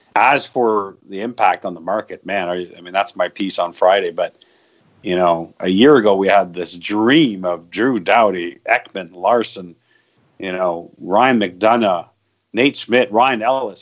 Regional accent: Hearst, Ontario, Canada; moved away; where I grew up in Hearst, which is actually northern Ontario

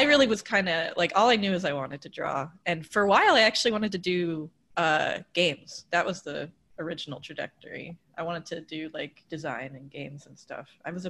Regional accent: Long Island, New York, United States; but I'm like, yeah, so I'm from Long Island. For anyone who doesn't know, that's where the Jersey Shore people are actually from.

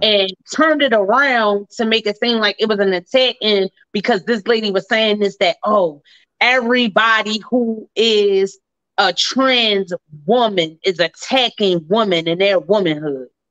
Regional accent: Baltimore, Maryland, United States; my hometown, Baltimore City

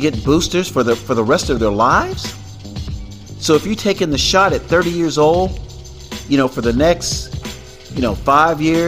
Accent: Florida, United States; now in California, United States; my home state of Florida

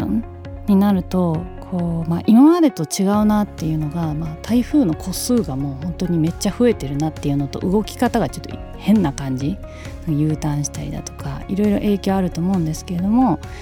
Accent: Okinawa, Japan; 私沖縄出身

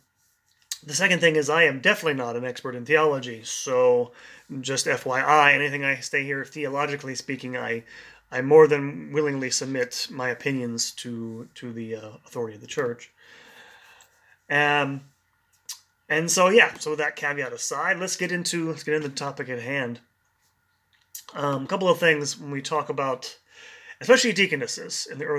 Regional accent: Kansas City, Missouri, United States; the first lecture I gave in Kansas City, Missouri, where I do these lectures on site for people in the young adult community in my hometown

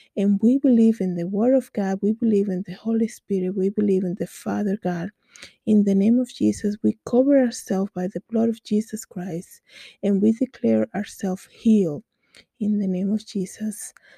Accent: Dominican Republic; English is a second language; moved away; I grew up in the Dominican Republic

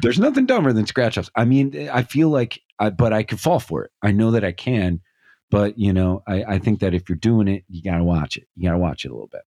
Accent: Scranton, Pennsylvania, United States; I'm from Scranton, Pennsylvania

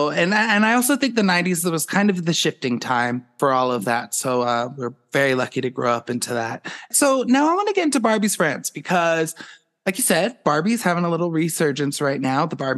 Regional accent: Boulder, Colorado, United States; I'm from Boulder, Colorado, which is like the most like like chill, laid back place ever.

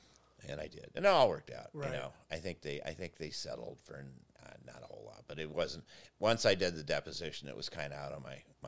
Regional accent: Evanston, Illinois, United States; And I grew up in Evanston, north of Chicago, and we would play in alleys because there really weren't a lot of parks around.

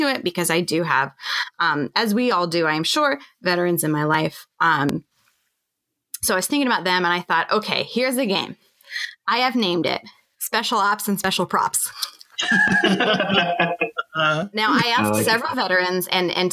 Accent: Montana, United States; we're from Montana

